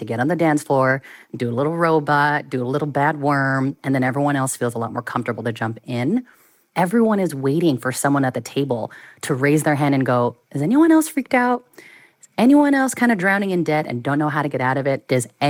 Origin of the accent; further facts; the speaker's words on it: Bay Area, California, United States; Born and raised in the Bay Area.